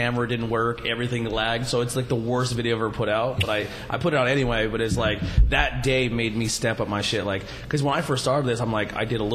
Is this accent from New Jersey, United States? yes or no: no; Pennsylvania, United States